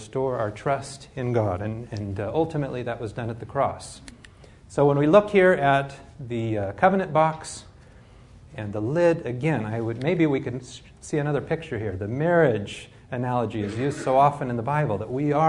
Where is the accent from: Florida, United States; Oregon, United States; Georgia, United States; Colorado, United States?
Oregon, United States; I grew up in Oregon